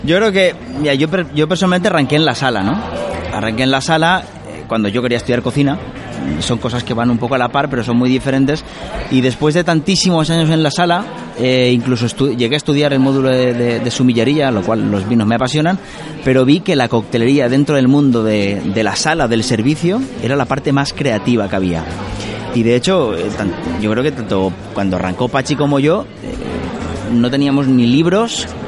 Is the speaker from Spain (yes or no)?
yes; Spain; los dos nacimos en Fave y los dos llevamos a Fave por bandera